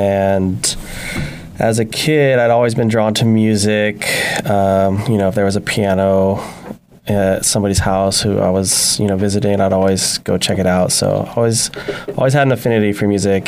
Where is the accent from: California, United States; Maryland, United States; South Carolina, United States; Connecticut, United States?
California, United States; Santa Maria; I'm from Santa Maria